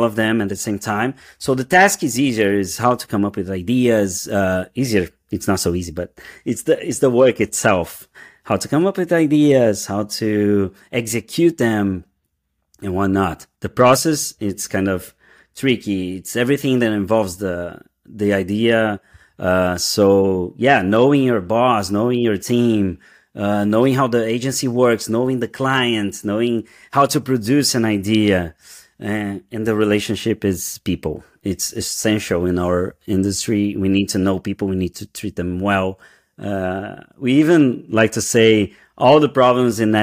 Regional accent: Brazil; English is a second language; moved away as an adult; also born or lived in São Paulo, Brazil; now in New York City, United States; we moved from Brazil. We just arrived in the US.

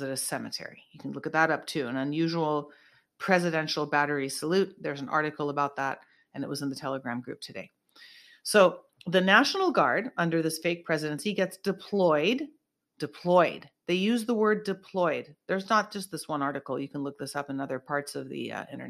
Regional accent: Northern California, United States; now in Southern California, United States; I'm from NorCal originally

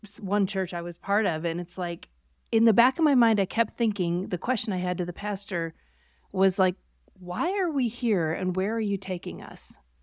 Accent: Buffalo, New York, United States; I grew up near Buffalo, New York

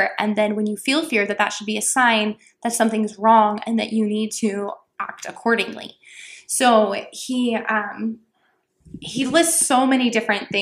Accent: Texas, United States; I grew up in Texas

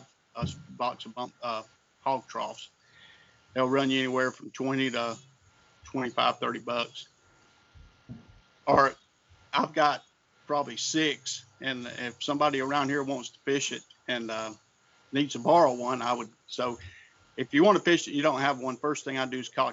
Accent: Georgia, United States; born or raised there

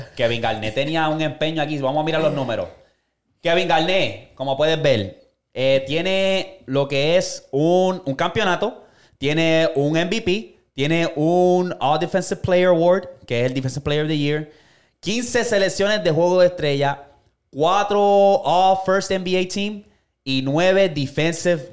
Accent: Puerto Rico; nosotros como boricos

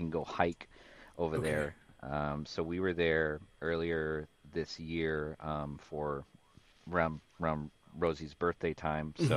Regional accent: Kekaha, Hawaii, United States; moved away as an adult; now in San Diego, United States; It's a small little town. Yeah, it's a small little town called Kekaha

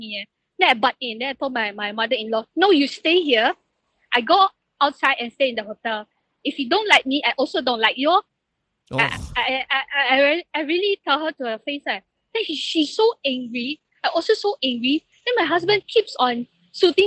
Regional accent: Philippines; now in Malaysia; I'm a Filipino

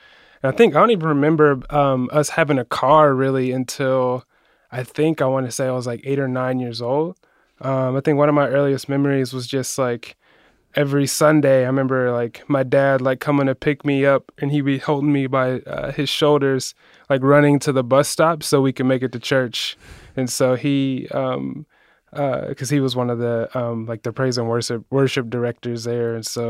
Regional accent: Columbus, Ohio, United States; You know, so I'm from Columbus originally. Not really a specific neighborhood in Columbus.

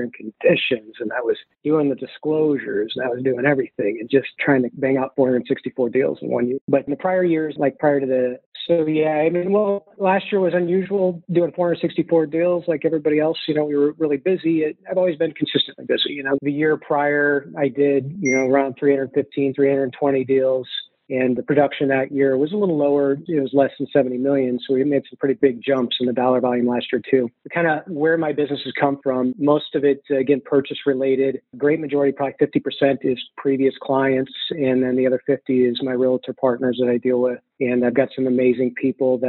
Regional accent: Midwest, United States; I had a few mentors around where I grew up in the Midwest

